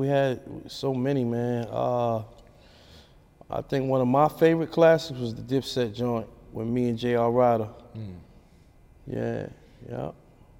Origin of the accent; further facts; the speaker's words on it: New York City, New York, United States; Oh, man, I'm from Brooklyn. I'm from Bed-Stuy, I'm from LG, you know, from New York City.